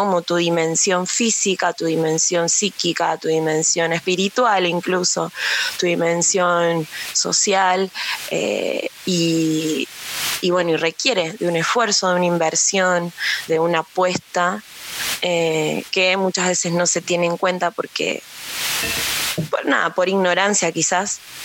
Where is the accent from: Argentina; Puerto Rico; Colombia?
Argentina; los 45 millones de habitantes que somos Argentina